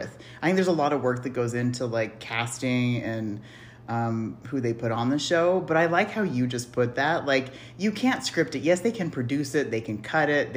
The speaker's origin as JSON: {"language": "English", "town": "Salt Lake City", "region": "Utah", "country": "United States", "tie": "born or raised there", "moved": "as an adult", "lives_now": "Reno, United States", "said": "Born and raised in Utah."}